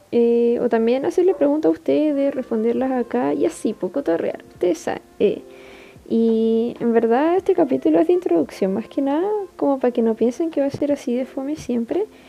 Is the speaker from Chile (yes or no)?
yes; Iquique, Tarapacá, Chile; soy de Chile, específicamente Iquique. Estudio química y farmacia acá mismo.